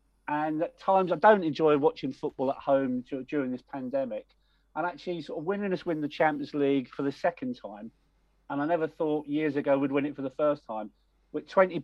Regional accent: Wealdstone, London, United Kingdom; I grew up in Wealdstone

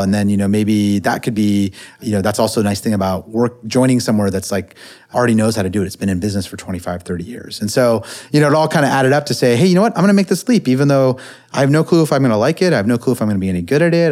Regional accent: Silicon Valley, California, United States; I grew up in the Silicon Valley

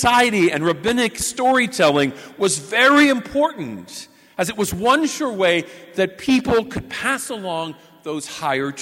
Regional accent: Pendleton, Indiana, United States; my hometown, just 45 minutes away from here in Pendleton.

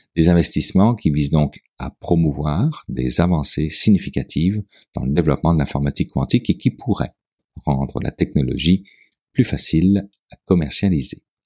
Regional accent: Quebec, Canada; Chez nous, au Québec

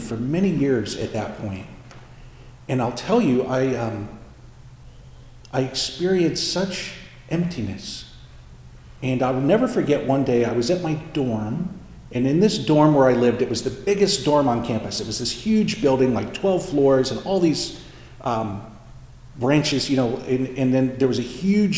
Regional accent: Indiana, United States; I grew up in Indiana

